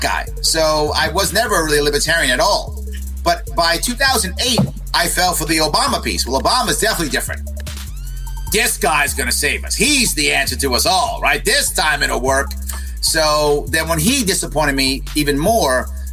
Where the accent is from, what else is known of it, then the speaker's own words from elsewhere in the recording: New York City, New York, United States; also born or lived in Manhattan; I was born and raised in the South Bronx, born in Manhattan, actually, raised in the South Bronx